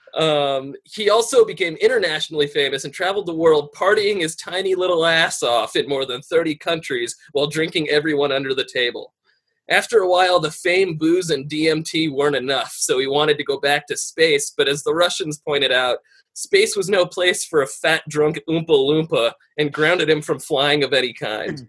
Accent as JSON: {"language": "English", "town": "Aurora", "region": "Colorado", "country": "United States", "said": "I'm from Aurora, Colorado"}